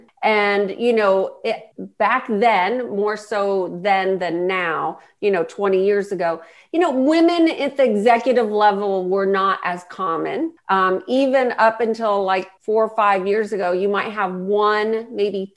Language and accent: English; Huntington Beach, California, United States; also born or lived in San Diego; I grew up in Orange County, Huntington Beach